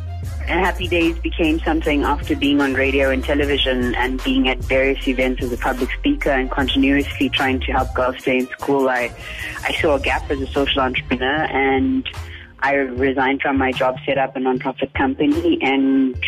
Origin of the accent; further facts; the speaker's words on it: South Africa; Well, for myself as a South African Indian Hindu, it is a weird thing growing up with this for the last 15 years